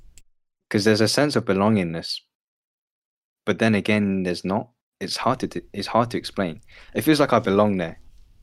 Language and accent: English; Hong Kong; If I told you I'm from Hong Kong, like, what's the point?